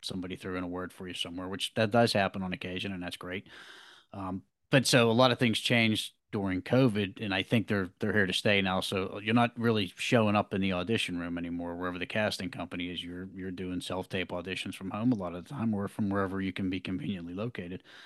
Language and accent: English; Pittsburgh, Pennsylvania, United States; I'm an actor from the Pittsburgh, Pennsylvania area, American born